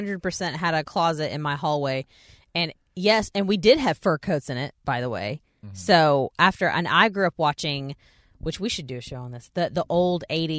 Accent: Texas, United States; one year my mom got tickets to see like the Russian ballet come to Fair Park because I grew

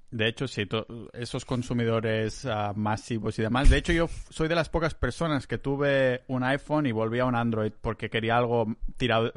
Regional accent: Catalonia, Spain; soy muy catalán

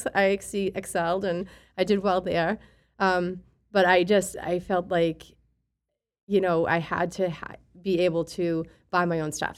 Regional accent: Boston, Massachusetts, United States; I grew up in East Boston

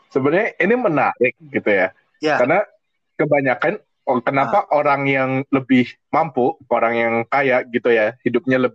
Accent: West Jakarta, Jakarta, Indonesia; gue dari Jakarta Barat tinggal di Taman Ratu

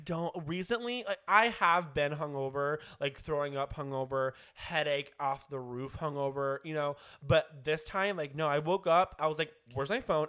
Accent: Kansas City, United States; moved away; I'm from Kansas City

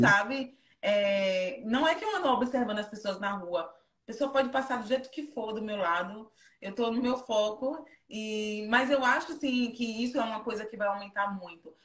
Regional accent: Feira de Santana, Bahia, Brazil; moved away as an adult; also born or lived in Japan; now in London, United Kingdom; Eu sou de Feira de Santana

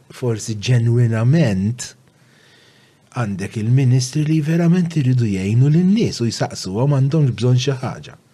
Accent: Malta; also born or lived in Żebbuġ; Jiena meta iddeċidejt li nibqa' Malta

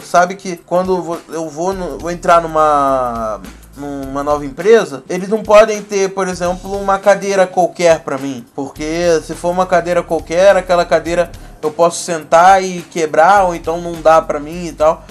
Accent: Nova Friburgo, Rio de Janeiro, Brazil; falo da cidade do Rio de Janeiro, de Novo Friburgo

